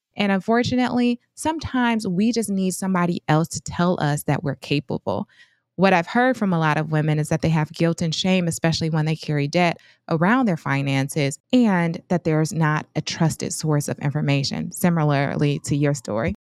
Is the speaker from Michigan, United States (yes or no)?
yes; Flint, Michigan, United States; I hail from Flint, Michigan, and I grew up in a single parent household